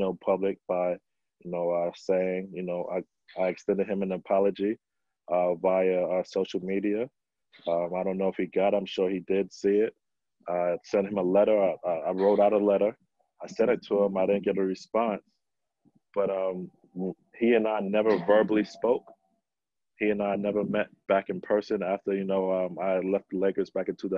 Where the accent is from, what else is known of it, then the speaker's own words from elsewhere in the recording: New York City, New York, United States; growing up in New York City in the playgrounds